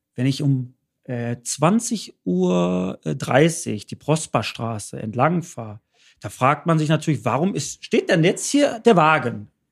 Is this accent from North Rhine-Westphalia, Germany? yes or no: yes; Bottrop, North Rhine-Westphalia, Germany; Ich bin in Bottrop groß geworden